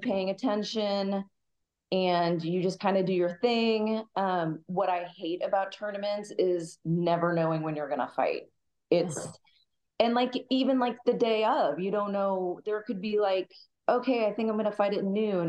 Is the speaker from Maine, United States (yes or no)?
no; Kansas City, Missouri, United States; moved away as an adult; now in San Diego, United States; I grew up in Kansas City back in 99. I grew up dancing